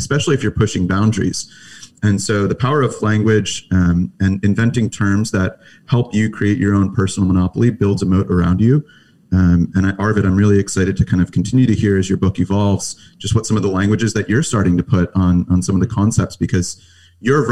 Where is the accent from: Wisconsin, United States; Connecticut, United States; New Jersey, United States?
New Jersey, United States; I grew up in New Jersey